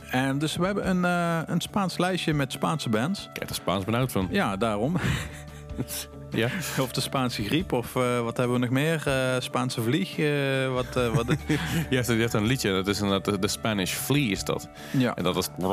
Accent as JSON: {"language": "Dutch", "region": "North Limburg", "country": "Netherlands", "said": "in Noord-Limburg, waar ik ook vandaan kom"}